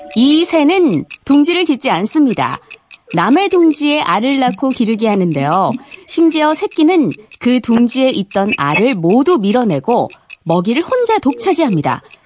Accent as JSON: {"language": "Korean", "region": "Gyeongsang", "country": "South Korea", "tie": "born or raised there", "said": "저도 이게 경상도 출신이거든요."}